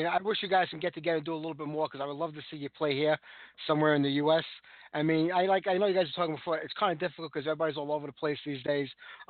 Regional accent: New York, United States; it's New York.

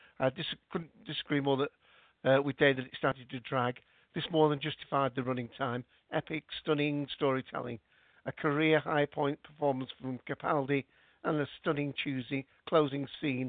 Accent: Scotland, United Kingdom; I'm Scottish, so it's not the accent that's the problem.

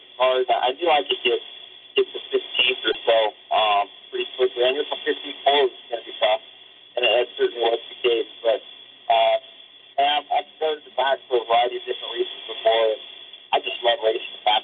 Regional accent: California, United States; growing up in California

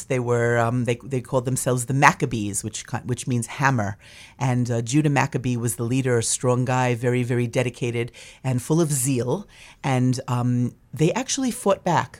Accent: New York, United States; now in Maine, United States; I'm from New York

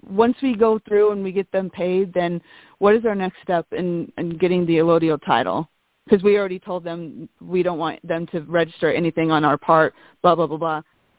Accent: Wyoming, United States; moved away as an adult; also born or lived in Osan, South Korea / Kunsan, South Korea / Okinawa, Japan / Wichita, Kansas; But I'm originally from Wyoming.

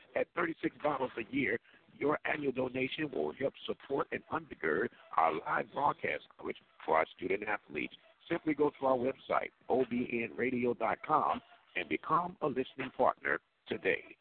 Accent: St. Louis, Missouri, United States; I'm from St. Louis, Missouri

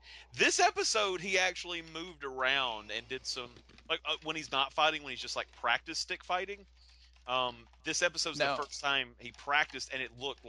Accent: United Kingdom; I am black and I'm British.

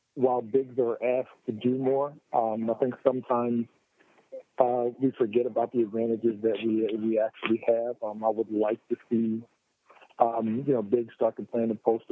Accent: Atlantic City, New Jersey, United States; I was from Atlantic City. I wanted to represent Atlantic City

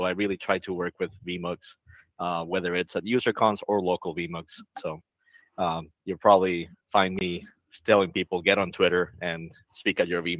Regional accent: Costa Rica; now in Orlando, United States; I am from Costa Rica

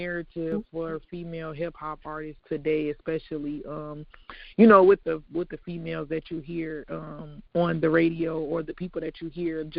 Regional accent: Chicago, Illinois, United States; now in Hammond, United States; I'm calling from Hammond, but I live in Hammond, but I'm from Chicago

